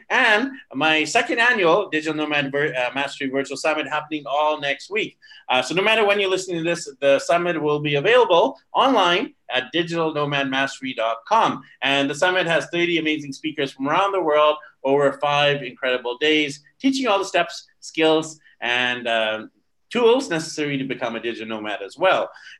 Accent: Vancouver, British Columbia, Canada; moved away as an adult; now in Philippines; my hometown of Vancouver, BC, Canada

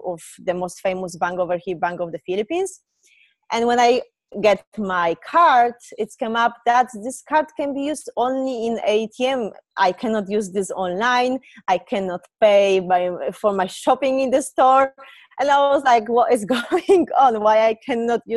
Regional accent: Poland

